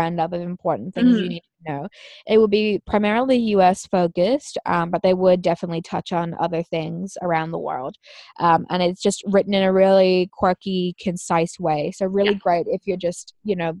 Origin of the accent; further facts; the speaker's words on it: Australia; I am an Australian citizen